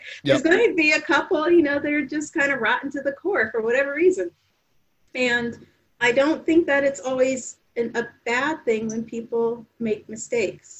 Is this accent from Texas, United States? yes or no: no; New Haven, Connecticut, United States; also born or lived in University of Maryland; New Haven, Connecticut, down the street. Or Westville, next door to West Rock